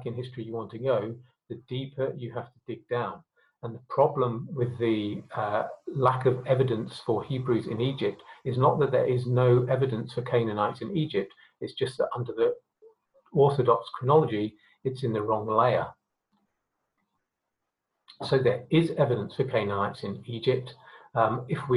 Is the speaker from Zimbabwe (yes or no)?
yes; Harare, Zimbabwe; my birth certificate says I was born in Salisbury, Rhodesia, but my passport says I was born in Harare, Zimbabwe.